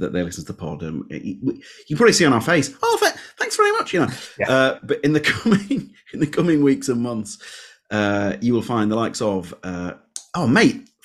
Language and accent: English; Leeds, Yorkshire and the Humber, United Kingdom; born or raised there